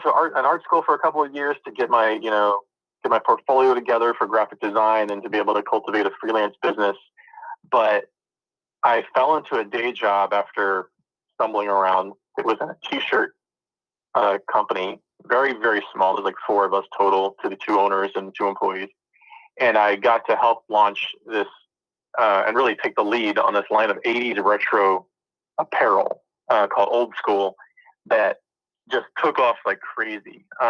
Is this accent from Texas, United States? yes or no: no; Dayton, Ohio, United States; born there; also born or lived in Florida / Maryland / Cincinnati; I was born originally in Ohio, Dayton, Ohio. I kind of bounced around for a while, living in Florida, living in Maryland, and then ended up back in Ohio and Cincinnati.